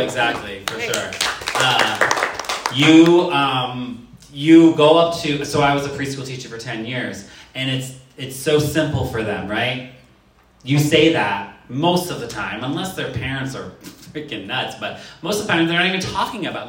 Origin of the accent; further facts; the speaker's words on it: Worcester, Massachusetts, United States; I grew up in Worcester, Massachusetts.